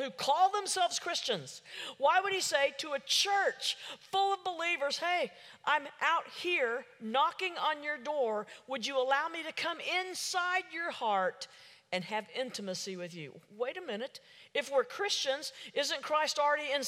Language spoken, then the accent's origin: English; Oklahoma City, Oklahoma, United States; I'm from Oklahoma City